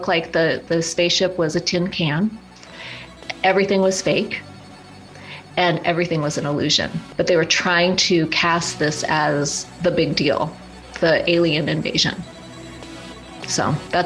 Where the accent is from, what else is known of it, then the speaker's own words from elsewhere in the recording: Black Hills of South Dakota, United States; now in Sedona area, United States; I grew up in the Black Hills of South Dakota